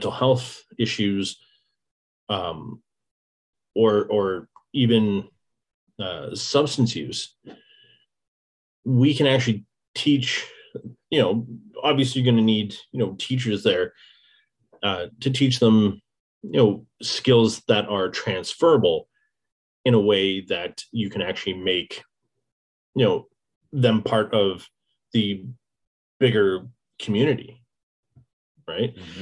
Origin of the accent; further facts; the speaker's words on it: Lindsay, Ontario, Canada; moved away as an adult; also born or lived in Hamilton; now in Peterborough, Canada; originally I am from Lindsay.